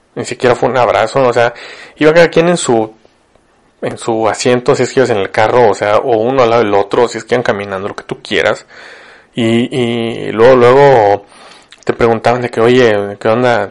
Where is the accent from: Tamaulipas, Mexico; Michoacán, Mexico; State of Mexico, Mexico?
Tamaulipas, Mexico; Ciudad Victoria; moved away as an adult; now in Monterrey, Mexico; yo vivo en Monterrey, soy de Victoria, Tamaulipas